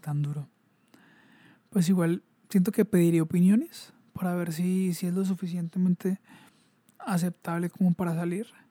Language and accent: Spanish; Colombia; como colombianos